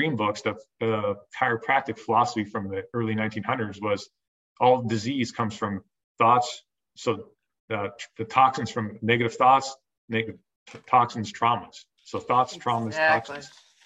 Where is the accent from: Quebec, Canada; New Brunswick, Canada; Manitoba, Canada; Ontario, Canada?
Ontario, Canada; moved away as an adult; also born or lived in Iowa / Northeast Pennsylvania; now in Ontario, New York, United States; I'm from Ontario, Canada